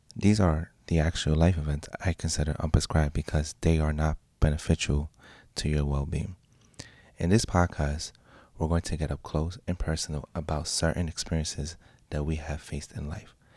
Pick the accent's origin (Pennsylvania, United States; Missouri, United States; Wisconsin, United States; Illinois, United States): Pennsylvania, United States; also born or lived in Puerto Rico; now in New York City, United States; I'm from Pennsylvania, but living in New York City